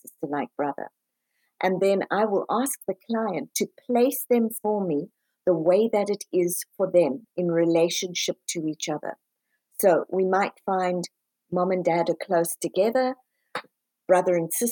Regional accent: South Africa; now in United States; I'm originally from South Africa, moved over to the US

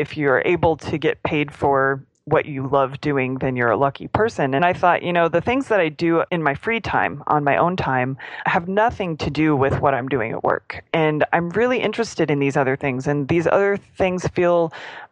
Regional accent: Springfield, Missouri, United States; moved away as an adult; now in Austin, United States; I was in my hometown with my family

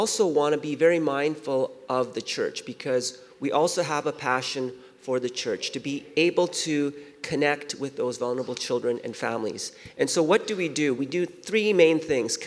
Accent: Vancouver, British Columbia, Canada; also born or lived in Seoul, South Korea / Winnipeg; I was born in Seoul, South Korea, and our family came out to Vancouver when I was 5. And when I was living in Vancouver

